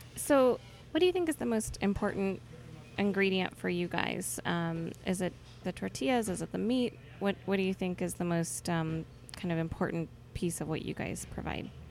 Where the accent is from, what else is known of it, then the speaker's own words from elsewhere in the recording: California, United States; I'm born and raised in California